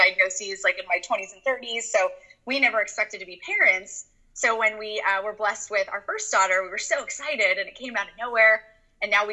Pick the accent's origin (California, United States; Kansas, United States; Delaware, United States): California, United States; Orange; now in Encinitas, United States; I grew up in Orange, California